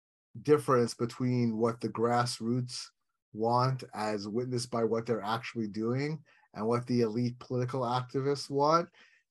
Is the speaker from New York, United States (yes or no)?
yes; New York, United States; I grew up in New York, not like, you know, somewhere associated with the Deep South or whatever.